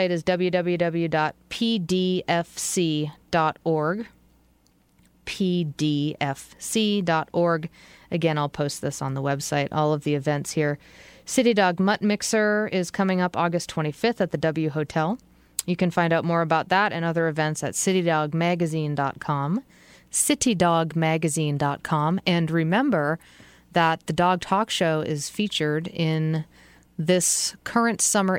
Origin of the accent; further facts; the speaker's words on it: New England, United States; moved away; I'm from New England